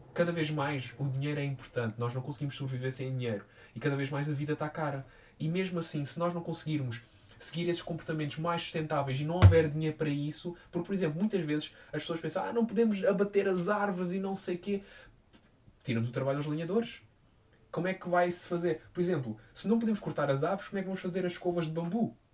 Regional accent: Quarteira, Algarve, Portugal; now in Lisbon, Portugal; da cidade onde eu sou, de Quarteira

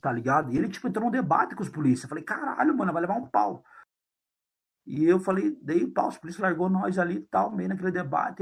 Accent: Curitiba, Paraná, Brazil; um time de futebol lá da minha quebrada

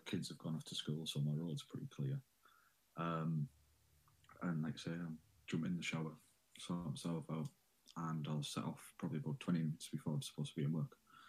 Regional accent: Middlesbrough, North East England, United Kingdom; I am from a little place called Middlesbrough on Teesside. In the northeast of England.

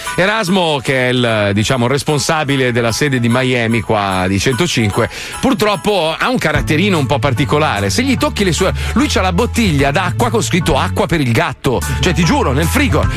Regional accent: Italy; Io sono italiano

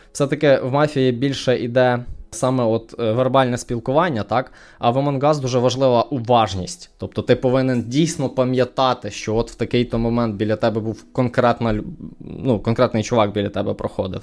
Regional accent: Ukraine; moved away as an adult; now in Canada; я з України

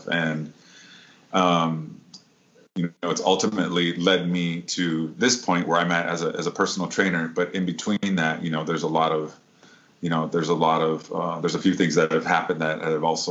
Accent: Midwest, United States; now in San Diego, United States; I'm originally from the Midwest, but I have lived in San Diego actually more than half of my life now

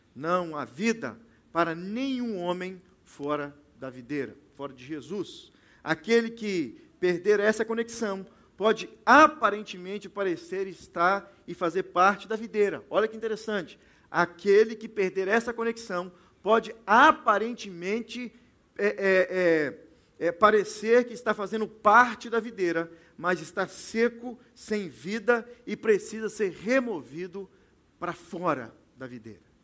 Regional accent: Belo Horizonte, Minas Gerais, Brazil; now in Toronto, Canada; nós que somos mineiros, lá em Belo Horizonte

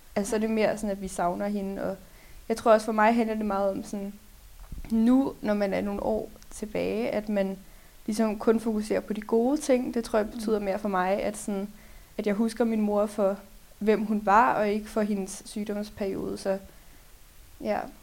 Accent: Lyngby, Capital Region of Denmark, Denmark; Jeg kommer fra Lyngby

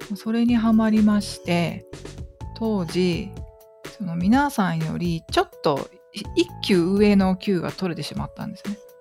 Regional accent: Kagawa, Japan; 生え抜きのあの香川県で生まれて香川県で育った人間

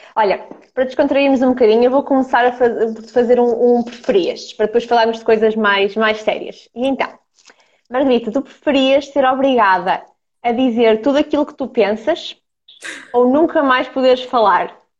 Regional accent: Ukraine; now in Portugal; eu sou ucraniana, portanto, somos as duas de leste

